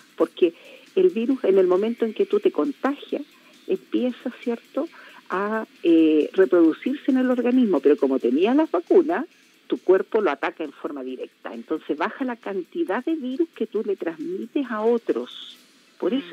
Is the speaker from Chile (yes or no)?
yes; Chile; como chilenos